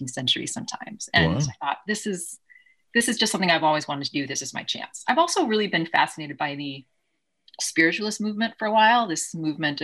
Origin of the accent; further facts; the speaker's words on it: Kentucky, United States; I grew up in Kentucky.